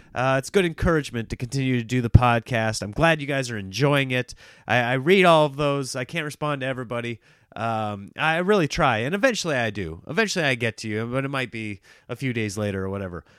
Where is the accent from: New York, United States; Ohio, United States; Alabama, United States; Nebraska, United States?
Nebraska, United States; moved away; I grew up in Nebraska, which was by and large a red state